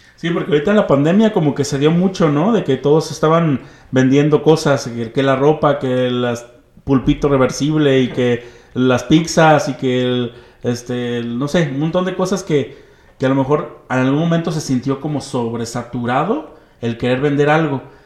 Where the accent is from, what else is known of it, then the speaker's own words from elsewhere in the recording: Mexico; como mexicanos